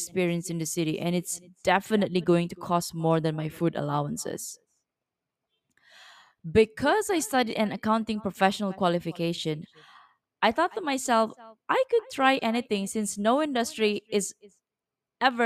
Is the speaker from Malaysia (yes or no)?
yes; East Malaysia, Malaysia; moved away as an adult; my hometown, East Malaysia.